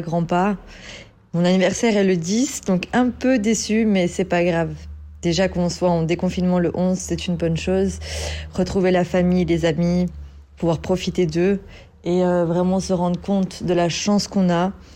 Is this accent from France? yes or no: yes; France; en tant que Française